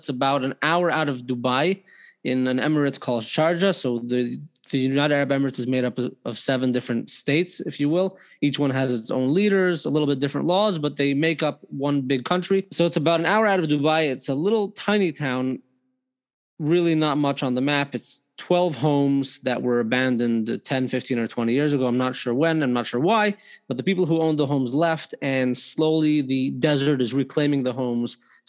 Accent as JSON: {"language": "English", "town": "Toronto", "region": "Ontario", "country": "Canada", "tie": "born or raised there", "said": "Toronto, Canada."}